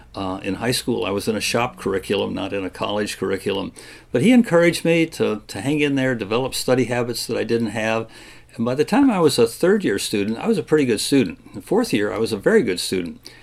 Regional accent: Kalamazoo, Michigan, United States; moved away as an adult; now in Virginia, United States; growing up in Michigan in the 50s and 60s

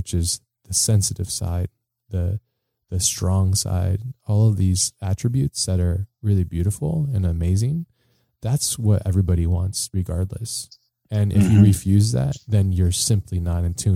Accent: United States; being an American citizen

